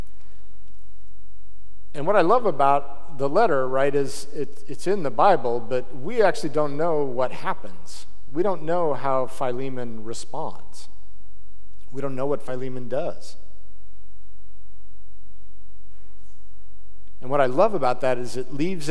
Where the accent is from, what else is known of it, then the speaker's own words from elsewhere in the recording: Salt Lake City, Utah, United States; I grew up in Salt Lake City